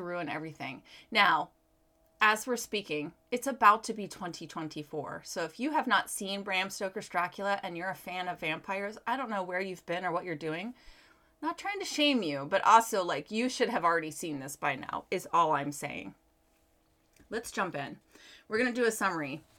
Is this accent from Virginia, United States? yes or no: yes; Virginia, United States; I was actually born and raised in Virginia. So this is just a shout out to my home state